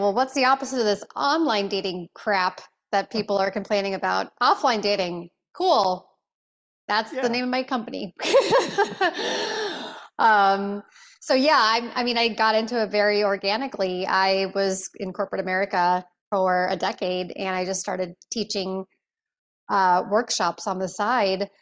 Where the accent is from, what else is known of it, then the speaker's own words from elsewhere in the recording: Chicago, Illinois, United States; moved away; I was born in Chicago a few weeks after the coldest Christmas on record in 40 years.